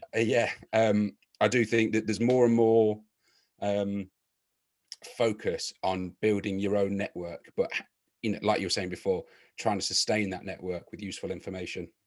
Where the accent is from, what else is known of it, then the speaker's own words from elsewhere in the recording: Leicester, East Midlands, United Kingdom; my hometown club of Leicester City